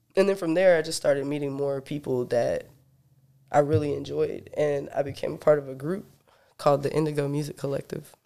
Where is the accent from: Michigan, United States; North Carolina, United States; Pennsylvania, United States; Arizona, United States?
North Carolina, United States; Sanford; I was born in Sanford, North Carolina